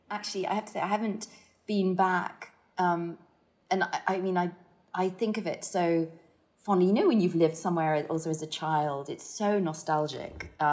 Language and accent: English; Hong Kong; I think, I mean, I talked about kind of growing up in Hong Kong um, and, and, and what that did in terms of just just opening your eyes to the fact that you know, cultures are very different